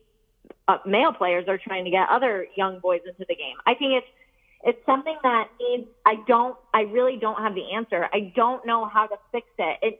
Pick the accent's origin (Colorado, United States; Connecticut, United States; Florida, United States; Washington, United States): Connecticut, United States; I'm from Connecticut